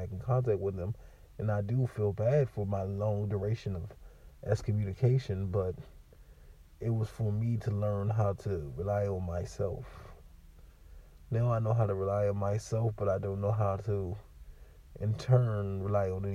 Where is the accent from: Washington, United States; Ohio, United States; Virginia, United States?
Virginia, United States; moved away; I grew up in Virginia